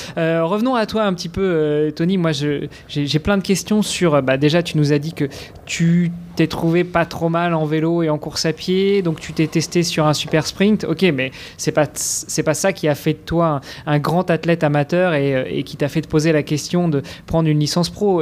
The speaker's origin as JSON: {"language": "French", "country": "Luxembourg", "said": "chez nous à Luxembourg."}